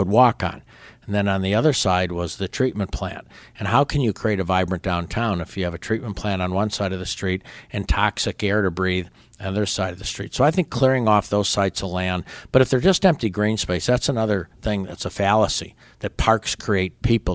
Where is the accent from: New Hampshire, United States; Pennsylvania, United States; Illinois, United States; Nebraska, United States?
Illinois, United States; La Grange; moved away as an adult; also born or lived in Berwyn, Illinois / Brookfield, Illinois; now in Pensacola, United States; when I was in fifth grade, my family moved right next door to a place called LaGrange, Illinois. So until I went to college, I stayed there